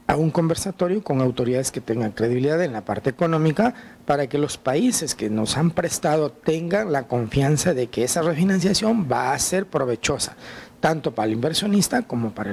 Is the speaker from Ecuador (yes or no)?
yes; Ecuador; nosotros, como ecuatorianos